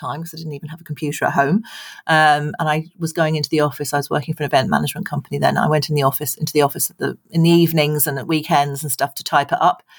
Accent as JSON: {"language": "English", "country": "United Kingdom", "moved": "yes", "lives_now": "Ireland", "said": "I'm British"}